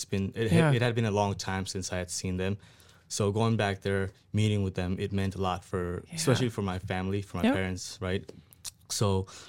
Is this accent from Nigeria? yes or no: no; Nepal; now in Sioux Falls, United States; I'm originally from Nepal. I came here in 2011.